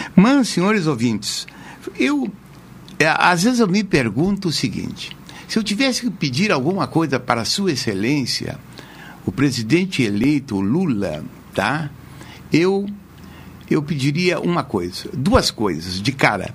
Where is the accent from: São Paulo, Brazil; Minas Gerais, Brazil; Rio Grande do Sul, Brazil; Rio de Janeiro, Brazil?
Rio Grande do Sul, Brazil; Jaguarão; eu me criei lá em Jaguarão